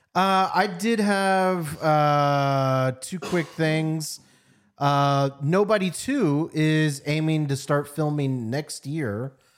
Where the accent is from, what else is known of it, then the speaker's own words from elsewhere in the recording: United States; I'm American